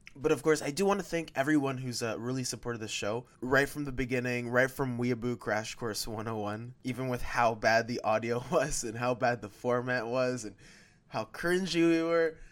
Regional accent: Canada; I am Canadian

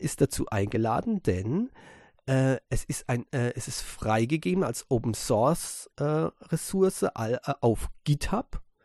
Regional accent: Germany; bei uns in Europa, in, speziell in Deutschland

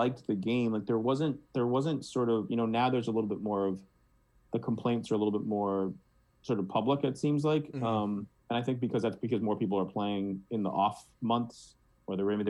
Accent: Boston, Massachusetts, United States; I'm from Boston

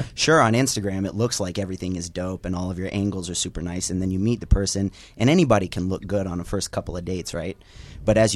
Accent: Philippines; now in United States; When I was growing up in the Philippines

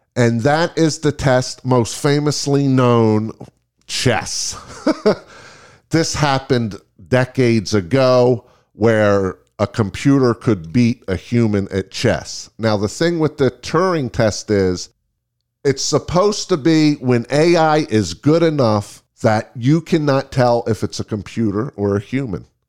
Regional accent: Las Vegas, Nevada, United States; we are from Las Vegas.

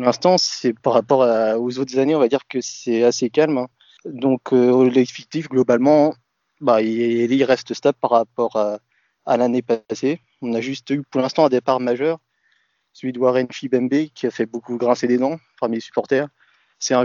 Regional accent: Troyes, Grand Est, France; c'est le club de ma ville

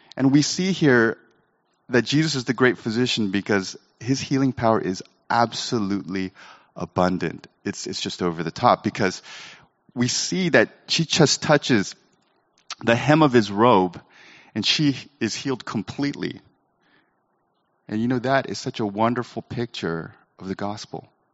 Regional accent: Sacramento, California, United States; I was Asian growing up in Sacramento

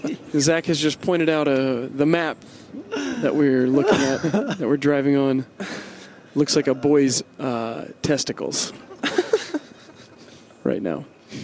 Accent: Michiana, United States; I grew up in Michiana myself.

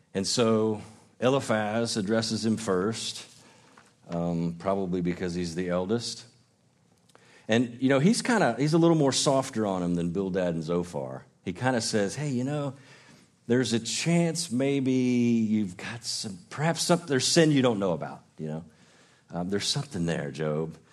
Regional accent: Illinois, United States; now in Gainesville, United States; I grew up in Illinois

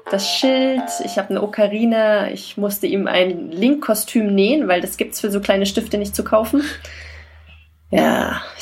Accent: Saxony-Anhalt, Germany; Nein, so ein Dialekt habe ich auch nicht. Ja, ich komme aus Sachsen-Anhalt, nicht aus

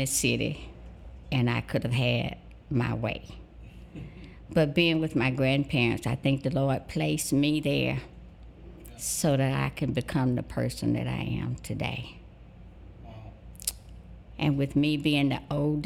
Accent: Forest Home, Alabama, United States; also born or lived in New York; I grew up in Greenville, Alabama. It's a little place northwest of Greenville, Forest Home, Alabama, a little country place on a farm.

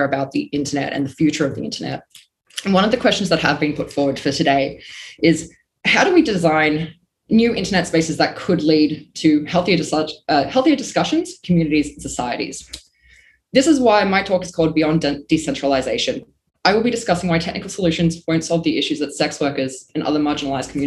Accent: Melbourne, Victoria, Australia; I'm from Melbourne, Australia

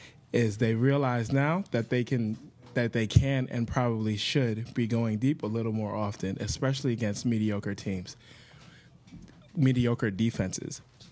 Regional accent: San Antonio, Texas, United States; born there; I was born in San Antonio. I was born in Texas.

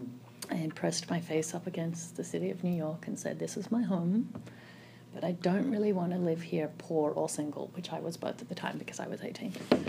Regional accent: Melbourne, Victoria, Australia; Melbourne, Australia.

